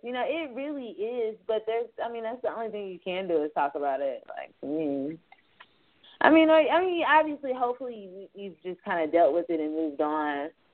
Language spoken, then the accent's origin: English; Fayetteville, United States; I'm from Fayetteville